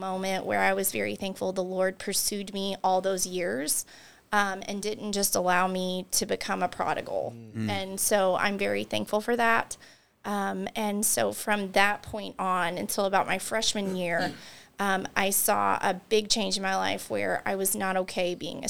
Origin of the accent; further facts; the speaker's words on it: Taylorsville, Kentucky, United States; And so I became a Christian when I was 11. I grew up in Taylorsville, Kentucky, and my mom took my sister and I to church regularly.